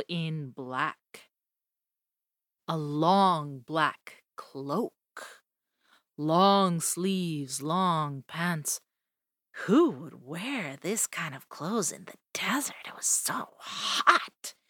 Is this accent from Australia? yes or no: no; Colombia; I come from Colombia